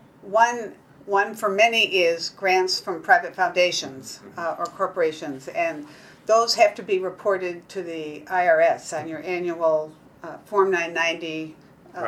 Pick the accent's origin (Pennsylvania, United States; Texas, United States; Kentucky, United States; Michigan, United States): Kentucky, United States; I'm from Kentucky